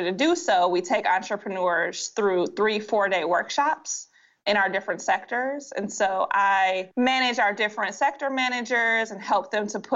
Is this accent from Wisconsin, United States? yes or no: no; Detroit, Michigan, United States; I'm from Detroit